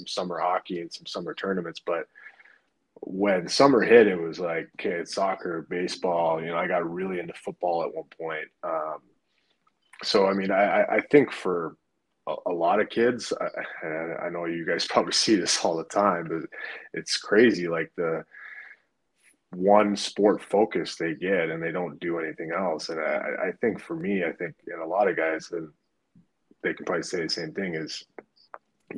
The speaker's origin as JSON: {"language": "English", "region": "Alaska", "country": "United States", "tie": "born or raised there", "said": "growing up in Alaska"}